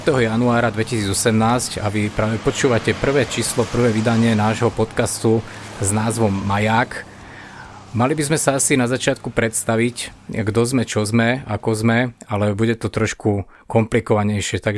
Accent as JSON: {"language": "Slovak", "town": "Stupava", "region": "Bratislava Region", "country": "Slovakia", "said": "takže ja som zo Stupavy, preto mi ostalo meno"}